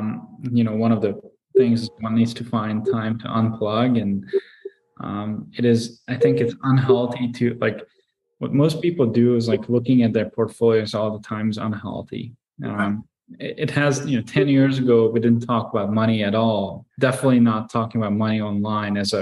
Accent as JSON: {"language": "English", "country": "Hungary", "tie": "born or raised there", "moved": "yes", "said": "I grew up in Hungary"}